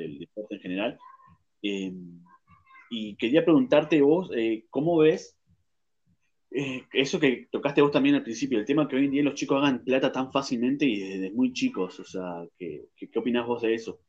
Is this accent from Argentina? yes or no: yes; Argentina